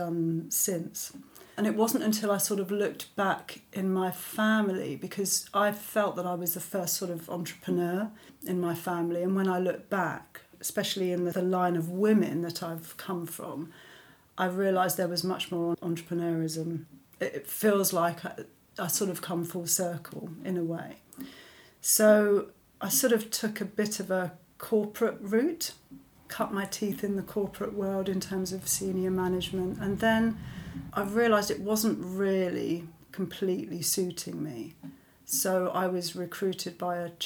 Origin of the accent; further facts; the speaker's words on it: London, United Kingdom; I grew up in London to a English mother and Italian father